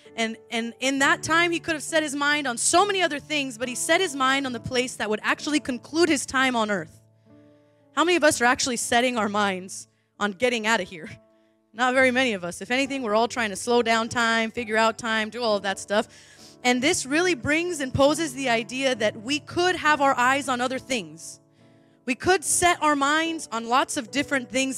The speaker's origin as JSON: {"language": "English", "region": "Southern California", "country": "United States", "moved": "yes", "said": "I'm from Southern California"}